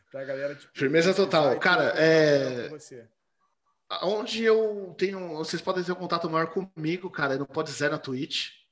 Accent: Rio de Janeiro, Brazil; eu sou do Rio

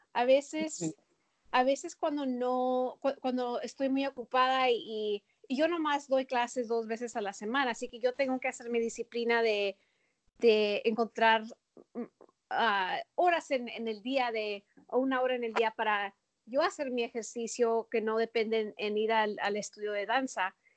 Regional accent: El Paso, Texas, United States; moved away as an adult; also born or lived in Minneapolis / Chicago; Yo nací en El Paso. Ah, crecí en El Paso

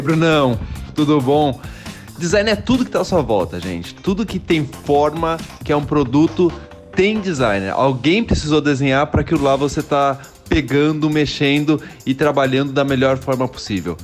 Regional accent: Piracicaba, São Paulo, Brazil; Sou daqui de Pira, mas fui para São Paulo para fazer faculdade de Belas Artes

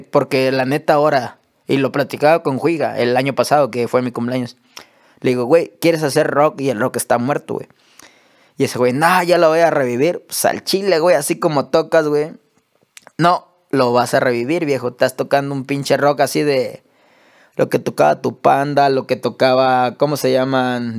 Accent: Acapulco, Guerrero, Mexico; also born or lived in Taxco de Alarcón; yo que soy de Acapulco, güey crecimos reggaetoneros

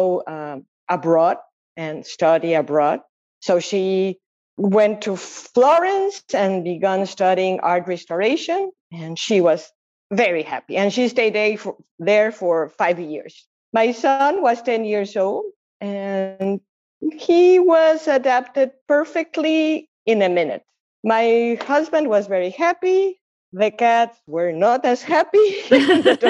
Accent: Mexico City, Mexico; moved away as an adult; now in San Diego, United States; I was born and raised in Mexico City 66 years ago

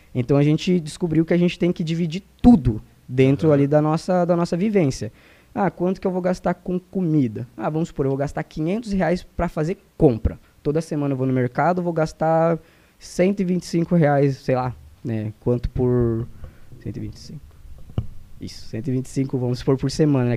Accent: Mato Grosso, Brazil; moved away; also born or lived in Santa Catarina; eu saí lá do Mato Grosso

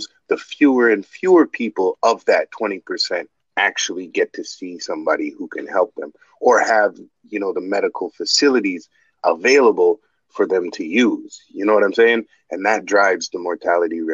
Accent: Canada; We're Canadian

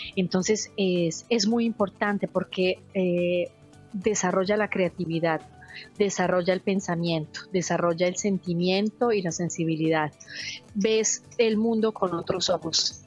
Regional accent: Bogotá, Colombia; now in Italy; Soy Bogotá, pero mi familia es boyacense de un pueblito que se llama Suatá

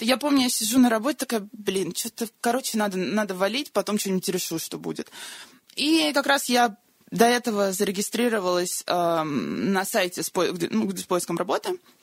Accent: Moscow, Russia; moved away as an adult; also born or lived in North Carolina, United States; изначально я из Москвы

